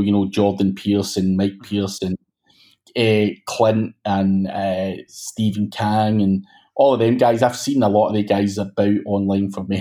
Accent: Glasgow, Scotland, United Kingdom; I'm from Glasgow in Scotland

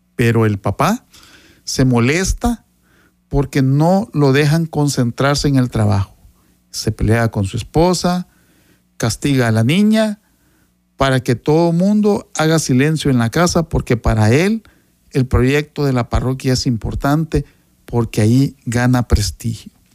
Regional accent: Sonsonate, El Salvador; Yo soy originario de Sonsonate

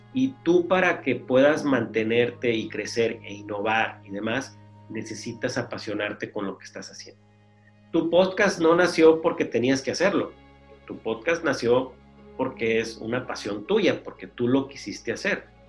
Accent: Mexicali, Baja California, Mexico; aquí soy de Mexicali y hay comida china muy buena

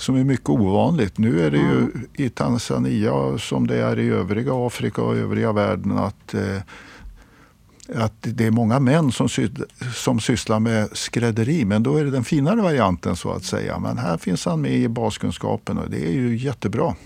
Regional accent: Sweden; som svensk

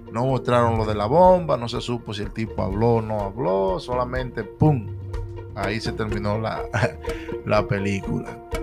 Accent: Puerto Plata, Dominican Republic; now in Allentown, United States; mi tierra natal

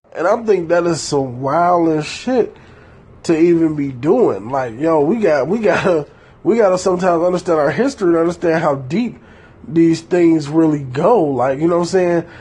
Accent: Detroit, Michigan, United States; I was raised in Detroit, Michigan, in a highly gang affiliated type 2 areas

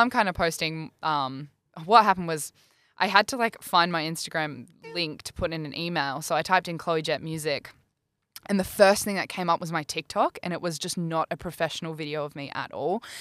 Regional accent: New South Wales, Australia; now in Brisbane, Australia; I'm from New South Wales as well

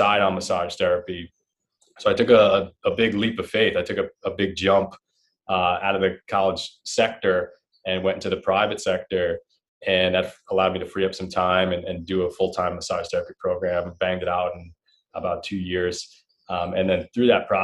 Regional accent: Long Island, New York, United States; I grew up in Long Island, New York

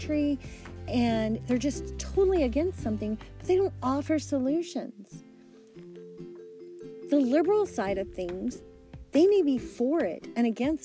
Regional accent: United States; we're all American citizens. We all live in this country

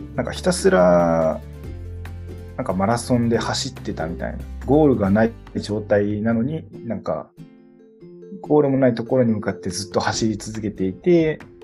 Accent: Kitakyushu, Fukuoka, Japan; also born or lived in Shiga / Tokyo; 生まれも育ちも福岡

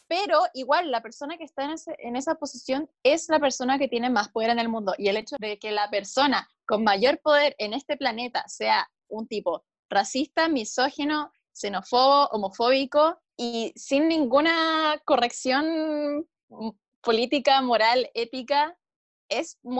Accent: Chile; Acá, en Chile me pasa mucho.

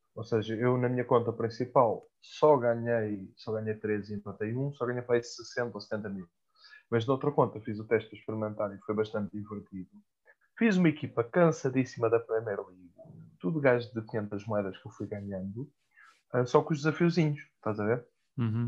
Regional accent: Mafra, Lisbon, Portugal; minha terra, que é Mafra

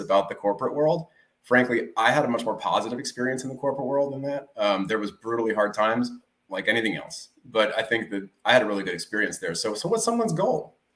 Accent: Redwood City, California, United States; also born or lived in Alameda, California; I grew up out here in the Bay Area, California, um, born and raised in Redwood City

